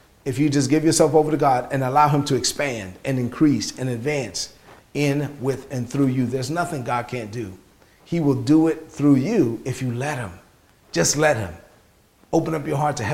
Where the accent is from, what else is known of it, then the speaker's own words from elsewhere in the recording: New York City, New York, United States; Grew up in East New York, Brooklyn.